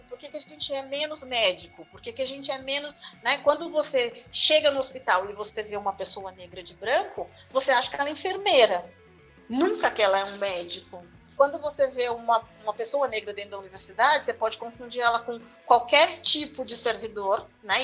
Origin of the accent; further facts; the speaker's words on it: Osasco, São Paulo, Brazil; also born or lived in Marília / Piracicaba / Sorocaba; now in São Paulo, Brazil; eu sou natural de Osasco